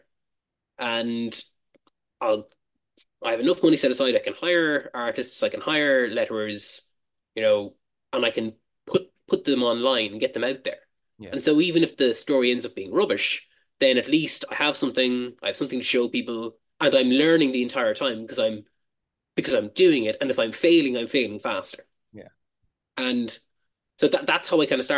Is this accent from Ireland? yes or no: yes; Cork, Munster, Ireland; moved away as an adult; now in Dublin, Ireland; I moved from my home town of Cork to Dublin